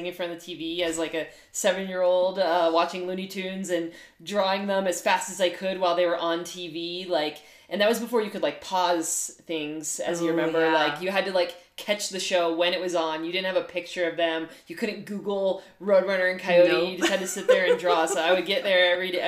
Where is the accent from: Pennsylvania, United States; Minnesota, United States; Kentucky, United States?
Pennsylvania, United States; Western; I grew up in Western Pennsylvania, so a small town.